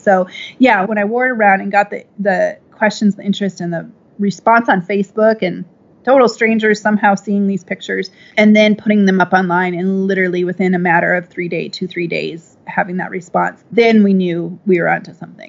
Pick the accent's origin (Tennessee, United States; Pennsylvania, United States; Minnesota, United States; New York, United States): Minnesota, United States; now in Austin, United States; I'm from the Midwest, Minnesota, actually.